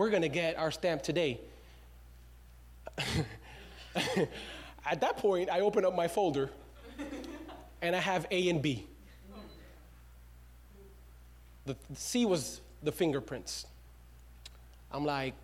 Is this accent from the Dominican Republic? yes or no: yes; Dominican Republic; now in United States; Your pastor was not born in the U.S. of A. I was born in the Dominican Republic.